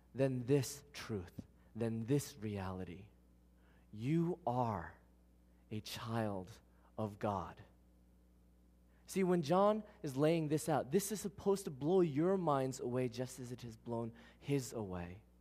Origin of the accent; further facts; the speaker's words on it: New York City, New York, United States; I was born in Queens